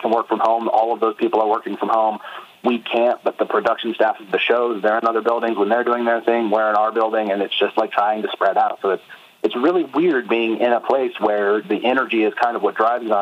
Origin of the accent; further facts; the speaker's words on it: Atlanta, Georgia, United States; in Atlanta today, which is my hometown